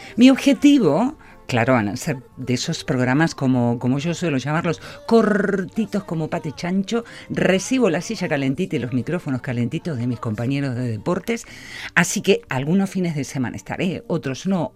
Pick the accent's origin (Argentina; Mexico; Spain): Argentina; moved away; hoy en Argentina, mi país natal, mi, mi, donde está mi tierra, mis amigos, mis afectos